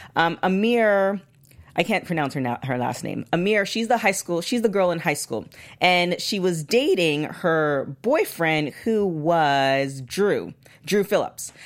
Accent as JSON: {"language": "English", "country": "Canada", "said": "I'm Canadian"}